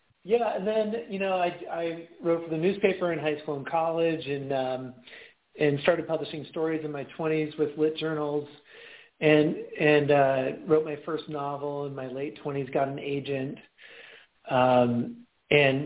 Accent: Pacific Northwest, United States; moved away as an adult; I grew up in the Pacific Northwest and then, moved to a bunch of different cities over the course of many years, and then I'm back in the Pacific Northwest. So I live in Seattle

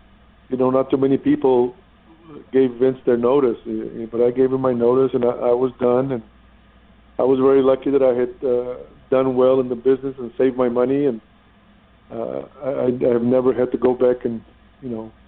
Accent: Texas, United States; moved away

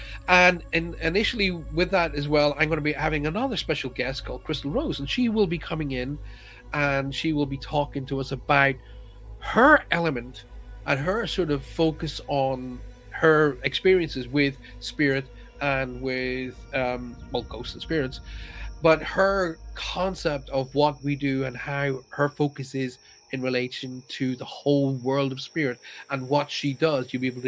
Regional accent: Ireland; accent: Irish; My accent has gone. Well, my pals all say to me, oh my God, you're so English. A lot of people from the United States go, oh, you've got a beautiful Irish accent.

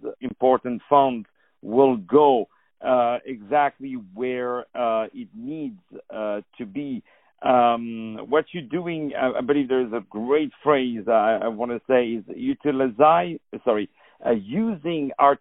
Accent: France; I'm from France

